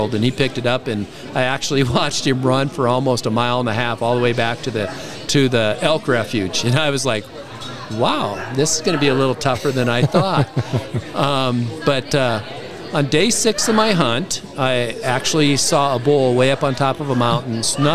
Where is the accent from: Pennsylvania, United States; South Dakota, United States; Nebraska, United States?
South Dakota, United States; moved away as an adult; now in Wyoming, United States; I grew up in South Dakota